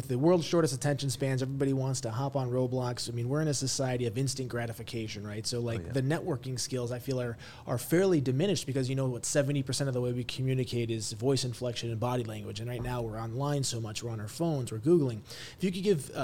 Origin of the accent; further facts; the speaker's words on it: Chicago, Illinois, United States; I'm from Chicago